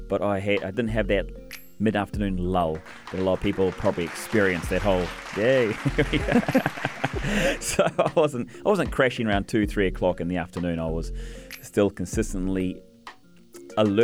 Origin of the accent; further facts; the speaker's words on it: New Zealand; now in United Arab Emirates; I'm a New Zealander